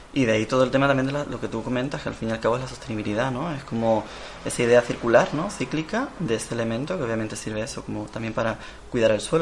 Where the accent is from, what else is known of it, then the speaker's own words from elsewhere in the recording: León, Castile and León, Spain; now in Tenerife, Spain; vengo yo de León, de la zona de León